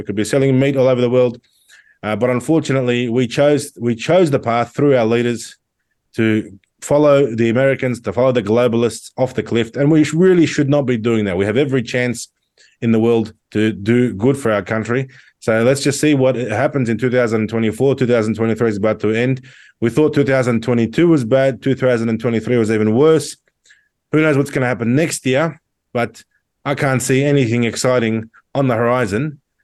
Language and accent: English; Australia; that we held when we were young, when our parents were growing up in Australia in the 60s and 70s